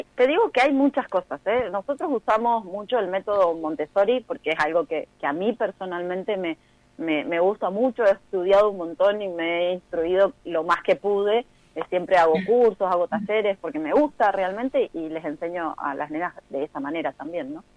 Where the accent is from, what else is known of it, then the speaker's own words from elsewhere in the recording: Neuquén, Argentina; moved away as an adult; also born or lived in Saladillo, Buenos Aires Province; Yo soy de Saladillo, provincia de Buenos Aires, más vivo en Neuquén desde muy pequeña